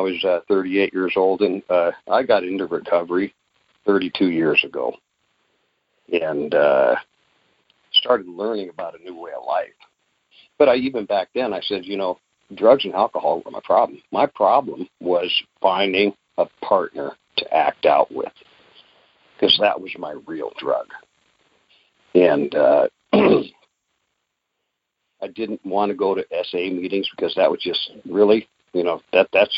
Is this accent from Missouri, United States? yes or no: no; Alaska, United States; I was born and raised in Alaska, a large family.